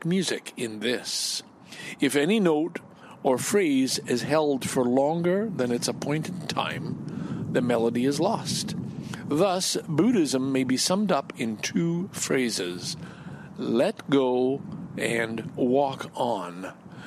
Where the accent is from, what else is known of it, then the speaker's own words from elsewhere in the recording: Canada; I'm Canadian